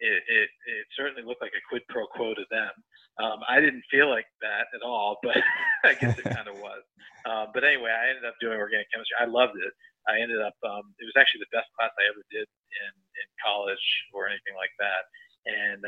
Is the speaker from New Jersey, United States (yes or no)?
yes; New Jersey, United States; born or raised there